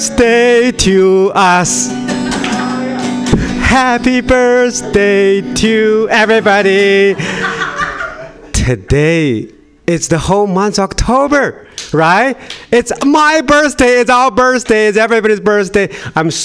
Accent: China; English is a second language; moved away as an adult; now in Sacramento, United States; I was born in China, but I moved to America a couple years ago

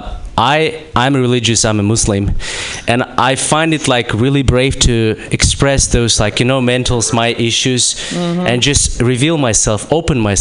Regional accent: Kazakhstan; I'm from Kazakhstan

